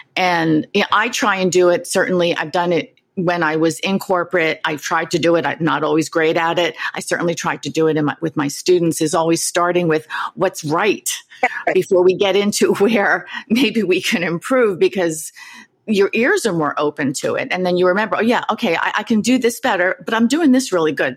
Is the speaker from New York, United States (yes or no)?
yes; New York City, New York, United States; having grown up not far from you in Queens